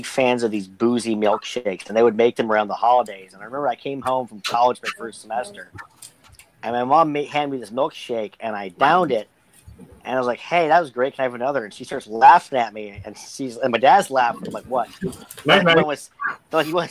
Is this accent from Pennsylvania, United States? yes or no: yes; Pittsburgh, Pennsylvania, United States; I'm from Pittsburgh. Squirrel Hill, the Jewish neighborhood in Pittsburgh